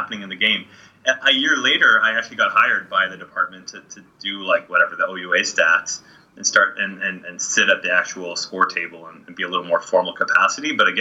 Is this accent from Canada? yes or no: yes; Kitchener, Ontario, Canada; I grew up in Kitchener-Waterloo.